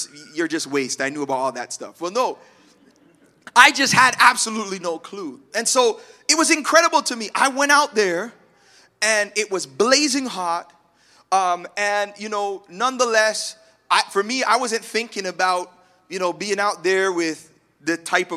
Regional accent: Toronto, Ontario, Canada; moved away as an adult; also born or lived in Malvern, Toronto; now in Oshawa, Canada; I grew up in Scarborough. I rep it all the time.

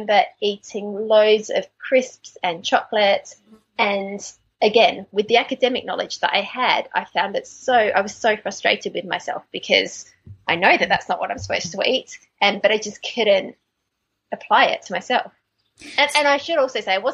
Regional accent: Australia; accent: Australian; moved away as an adult; now in London, United Kingdom; I'm Australian. You can probably hear from my accent, but as I say, I moved to England about 15 years ago

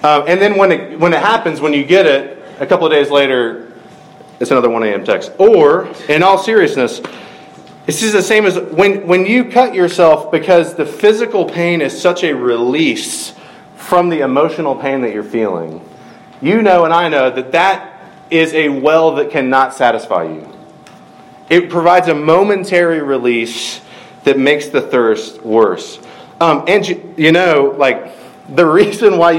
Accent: Middle Georgia, United States; I grew up in Middle Georgia

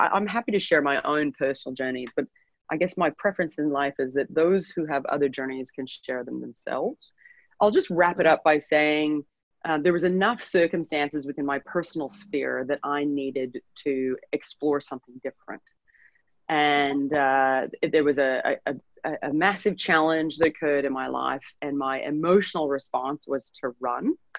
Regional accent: Edmonton, Alberta, Canada; moved away as an adult; now in Sydney, Australia; I'm from Edmonton, Alberta, Canada. So uh, we're both uh, both Canadian, but uh, I'm from the not nicest city in Canada

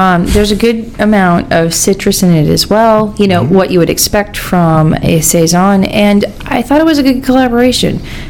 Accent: Pennsylvania, United States; Yes, I'm referring to my home state.

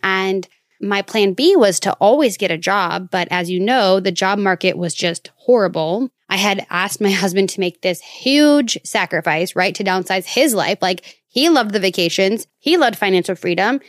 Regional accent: Minnesota, United States; moved away; my home state of Minnesota

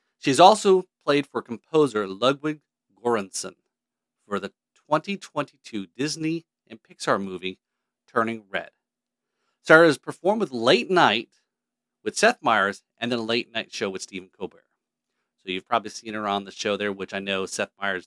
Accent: Scotland, United Kingdom; I'm Scottish too

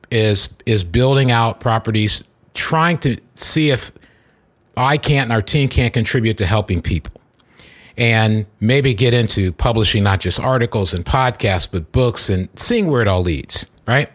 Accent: Silicon Valley, California, United States; I'm from Silicon Valley

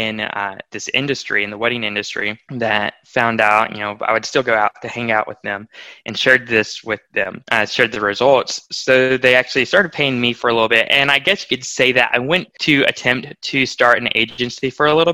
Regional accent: Nashville, Tennessee, United States; moved away as an adult; now in Arkansas, United States; We're from Nashville, Tennessee

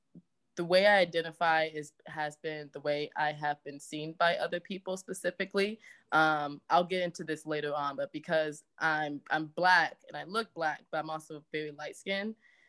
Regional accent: St. Louis, Missouri, United States; I am born and raised in St. Louis. Shout out to St. Louis. And I identify as African-American.

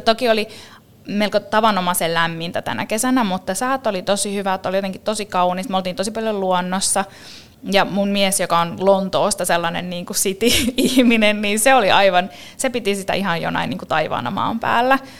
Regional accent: Finland; miten upeasta maasta me ollaan kotoisin

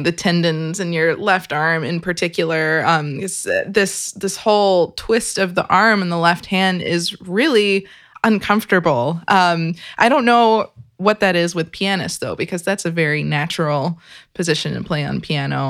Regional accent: Kentucky, United States; I was born and raised in Kentucky.

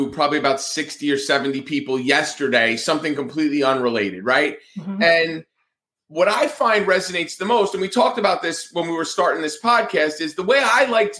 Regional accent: New Jersey, United States; moved away; also born or lived in Atlanta, Georgia; I'm from New Jersey. I talk with my hands. I'm Italian

